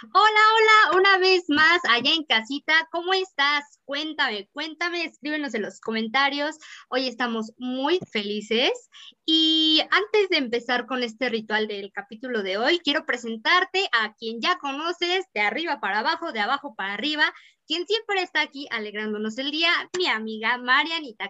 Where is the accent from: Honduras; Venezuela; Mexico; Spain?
Mexico; nos hace sentir muy bien como mexicanos